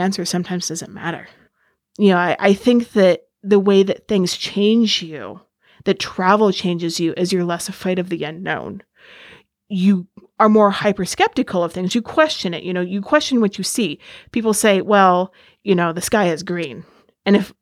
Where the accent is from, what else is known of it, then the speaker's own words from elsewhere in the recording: Ainsworth, Nebraska, United States; moved away as an adult; also born or lived in Egypt; now in Washington, D.C., United States; I am originally from Ainsworth, Nebraska. I now live in the D.C. area